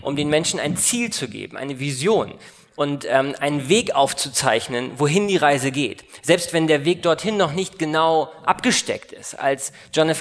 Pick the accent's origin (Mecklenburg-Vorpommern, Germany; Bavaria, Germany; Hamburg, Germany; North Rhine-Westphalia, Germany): Bavaria, Germany; Munich; also born or lived in Koblenz; ich bin 1984 geboren, äh, in München Abitur gemacht